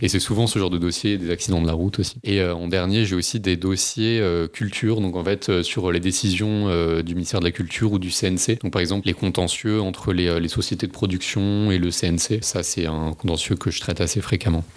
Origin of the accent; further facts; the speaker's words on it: Paris, Île-de-France, France; j'habite à Paris, j'ai grandi à Paris